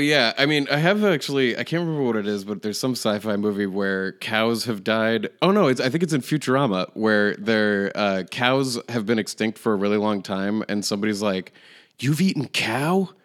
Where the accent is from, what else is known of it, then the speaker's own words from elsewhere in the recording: Manchester, New Hampshire, United States; my hometown